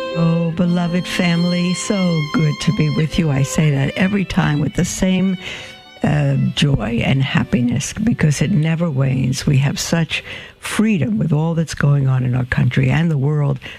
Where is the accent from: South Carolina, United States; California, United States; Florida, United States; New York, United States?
New York, United States; New York City; I'm from Brooklyn and it probably sounds like D A W G A dogma